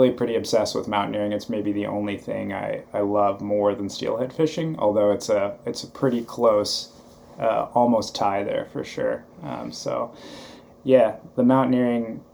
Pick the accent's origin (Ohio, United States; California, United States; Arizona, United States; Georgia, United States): California, United States; Santa Cruz; also born or lived in Bigfork, Montana; I split time growing up between Santa Cruz, California and Big Fork, Montana